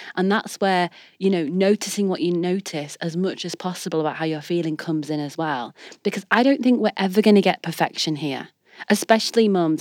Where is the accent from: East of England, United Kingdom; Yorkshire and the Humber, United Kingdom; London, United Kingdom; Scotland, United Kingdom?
Yorkshire and the Humber, United Kingdom; Leeds; I'm a girl from Leeds